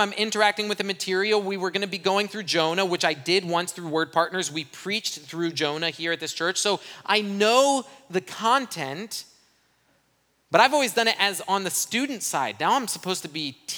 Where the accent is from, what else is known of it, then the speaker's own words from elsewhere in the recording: Brazil; now in United States; I grew up in Brazil. I'm fluent in Portuguese. When I left Brazil, I didn't have an accent